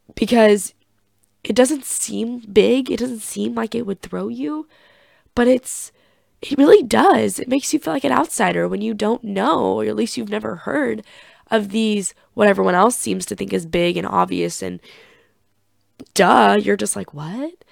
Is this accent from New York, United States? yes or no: no; Chillicothe, Missouri, United States; my hometown of Chillicothe, Missouri.